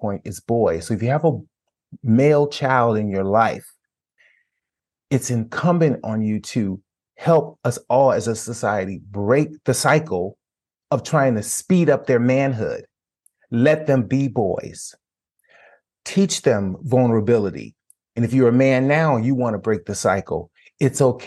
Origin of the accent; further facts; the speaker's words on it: Chicago, Illinois, United States; moved away; I'm from Chicago, so the home is in Chicago. We sold our family home.